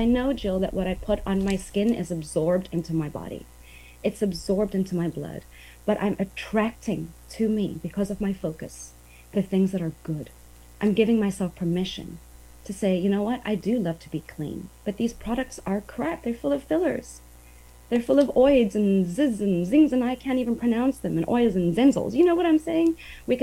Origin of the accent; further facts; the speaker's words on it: South Africa; moved away as an adult; also born or lived in Asia; now in Brownsville, United States; I grew up on the beach. I'm from South Africa